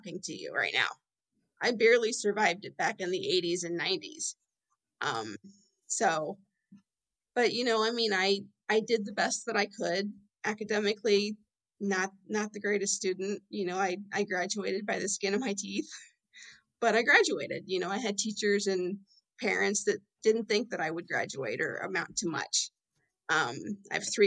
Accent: Fort Wayne, Indiana, United States; I'm in Fort Wayne, Indiana, good old Midwest girl, born and raised, been here my whole life

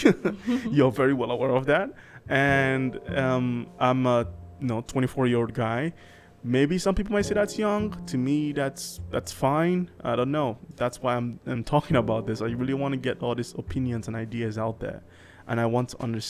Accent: Nigeria; I'm Nigerian.

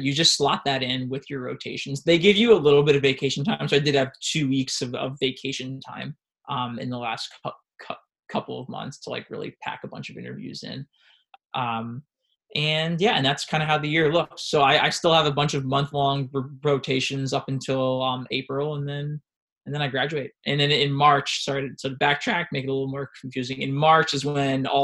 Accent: New York, United States; moved away; also born or lived in South Philadelphia / Phoenix; we're both from New York, me and my wife

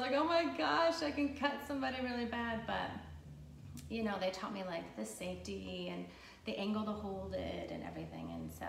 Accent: Ludington, Michigan, United States; now in Manistee, United States; Okay, well, I'm originally from Ludington. I was born there. My parents had a motel across from the public beach there. And then they moved when I was like in middle school, like in the middle of the state

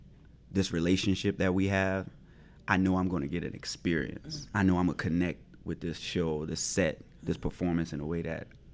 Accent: the South, United States; Like, I'm from the Black rural South.

